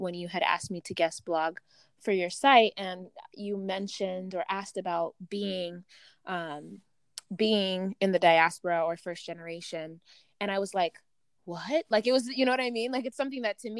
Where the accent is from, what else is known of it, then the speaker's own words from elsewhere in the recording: Uganda; I'm from the other side, I'm from the east side, right? I'm from Uganda.